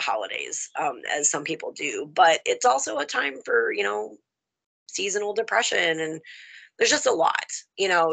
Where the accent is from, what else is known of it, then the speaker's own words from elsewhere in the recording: the South, United States; now in Michigan, United States; I'm country. I'm from the South.